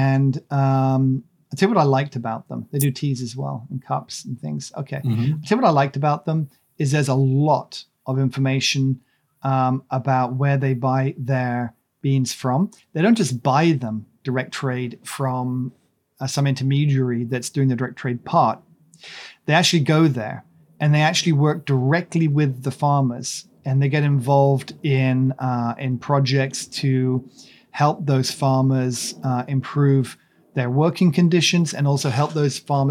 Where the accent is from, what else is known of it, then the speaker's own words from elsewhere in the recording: Monmouth, Wales, United Kingdom; moved away; also born or lived in Shropshire; I grew up in the Wye Valley. I mean, near the Wye Valley in a place called Cherry Orchard Farm, near Monmouth. And then we moved to Shropshire